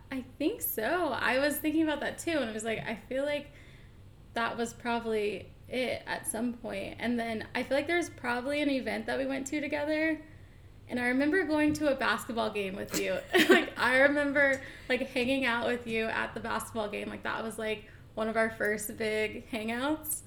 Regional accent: Atlanta, Georgia, United States; moved away as an adult; also born or lived in Boston / Austin, Texas; I am from Atlanta, born and raised

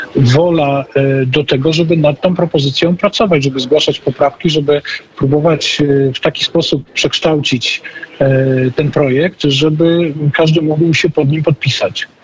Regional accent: Silesian Voivodeship, Poland; ja ze Śląska

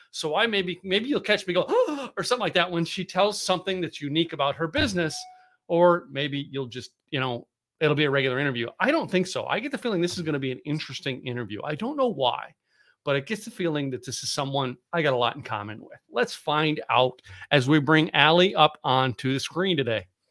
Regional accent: Philadelphia, Pennsylvania, United States; moved away as an adult; also born or lived in New England; now in Texas, United States; I grew up in the Northeast, up uh, Philadelphia and, and Poconos, Poconos of Pennsylvania.

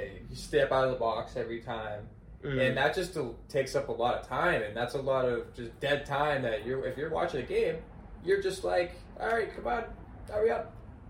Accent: New England, United States; I grew up in New England, and it's about the Sox.

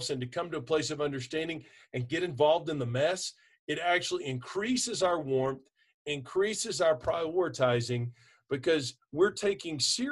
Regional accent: Texas, United States; I'm from Texas

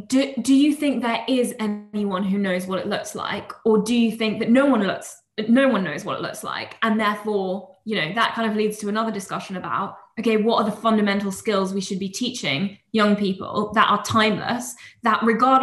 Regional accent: Oxford, South East England, United Kingdom; I come from Oxford, which has a very academic reputation, obviously.

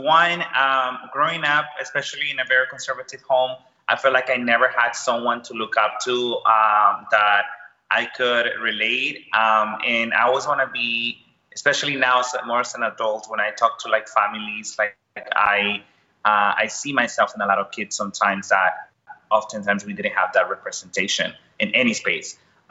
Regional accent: Houston, Texas, United States; also born or lived in El Salvador; So I am originally from El Salvador, Central America. I grew up in Houston, Texas. I moved to Houston when I was 13. You know, like many, you know, people from my country, we left El Salvador because of gun violence.

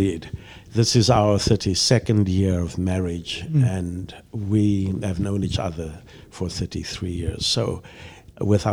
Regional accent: Mossel Bay, Western Cape, South Africa; moved away as an adult; now in Chicago, United States; I was born in Mossel Bay, a harbor town on the southern tip of Africa

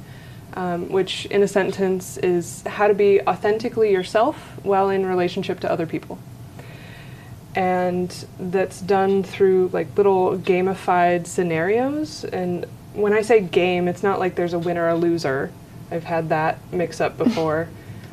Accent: Ohio, United States; moved away as an adult; also born or lived in Florida / Maui, Hawaii / Denver / Michigan; now in Northwest Arkansas, United States; I was born in Florida, grew up in Ohio

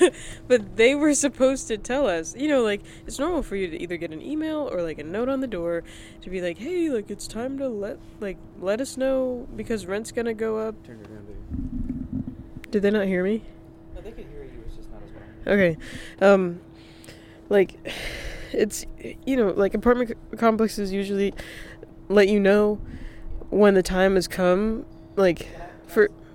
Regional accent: North Carolina, United States; moved away; also born or lived in Rhode Island; I grew up in North Carolina

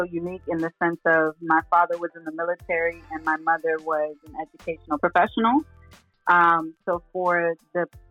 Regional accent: Texas, United States; also born or lived in Brooklyn, New York; Raised in Texas

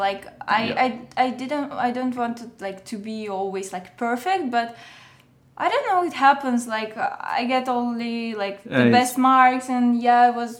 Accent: Moscow, Russia; English is a second language; I can say that it's, Russia is really different.

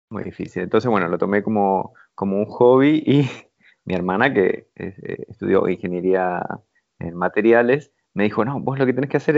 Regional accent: Mar del Plata, Buenos Aires Province, Argentina; also born or lived in Rivera; Rivera, un pueblito muy, muy, muy chiquitito, en, la provincia de Buenos Aires. Después, a los seis años, nos mudamos a, Mar del Plata, ya una ciudad más grande.

